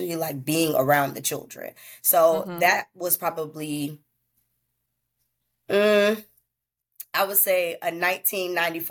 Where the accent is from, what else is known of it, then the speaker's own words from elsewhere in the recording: Tallahassee, Florida, United States; I'm from Tallahassee, Florida